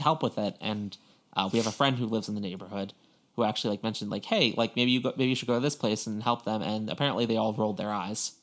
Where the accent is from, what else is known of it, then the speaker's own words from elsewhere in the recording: Long Island, New York, United States; moved away; growing up on Long Island